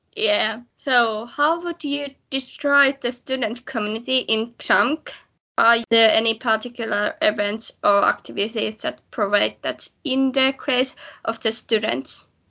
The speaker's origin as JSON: {"language": "English", "town": "Jämsä", "region": "Central Finland", "country": "Finland", "tie": "born or raised there", "moved": "as an adult", "lives_now": "Savonlinna, Finland", "said": "I have two dogs in my hometown Jämsä"}